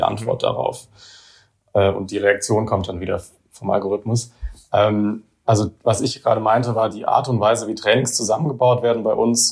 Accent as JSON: {"language": "German", "area": "near Heidelberg", "region": "Baden-Württemberg", "country": "Germany", "also_born_or_lived": "Karlsruhe", "moved": "yes", "said": "ich bin selber auch kein Saarländer. Ich bin jetzt, äh, ich komme aus der Nähe von Heidelberg ursprünglich"}